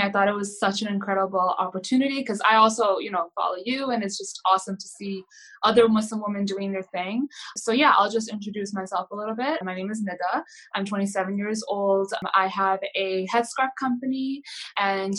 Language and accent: English; New Jersey, United States; moved away as an adult; now in New York, United States; I'm originally from New Jersey, and I moved here around a year and a half ago